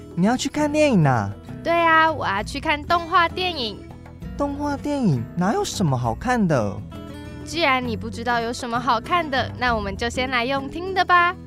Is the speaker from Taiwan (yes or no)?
yes; Taichung, Taiwan; 我是台中人嘛，众所周知，台中就是一个很蛮热的对，蛮热的，四季，四季如夏的一个地方